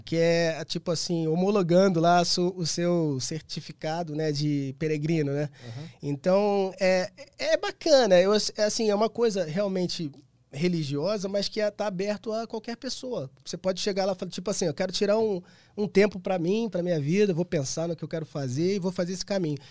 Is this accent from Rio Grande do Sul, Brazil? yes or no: no; Rio de Janeiro, Brazil; eu sou do Rio, então eu tenho um grupo de amigos, né, desde infância e tal